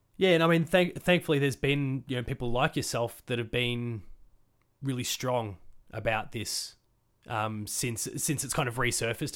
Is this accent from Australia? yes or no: yes; Australia; I'm from Australia and it's a very for want of a better phrase it's a, it's a very whitewashed country